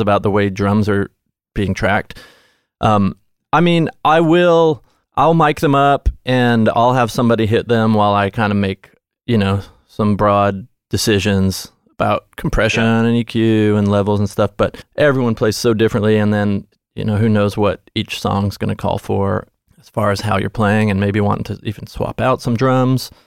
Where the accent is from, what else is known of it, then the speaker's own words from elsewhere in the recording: Nashville, Tennessee, United States; I grew up in Nashville.